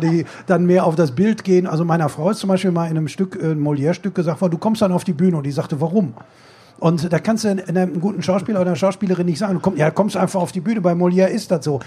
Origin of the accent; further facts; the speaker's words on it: Bochum, North Rhine-Westphalia, Germany; ich komme auch aus Bochum